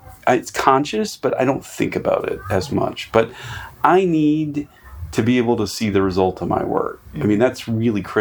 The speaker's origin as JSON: {"language": "English", "region": "North Carolina", "country": "United States", "tie": "born or raised there", "said": "I grew up rural. Okay. I grew up in North Carolina"}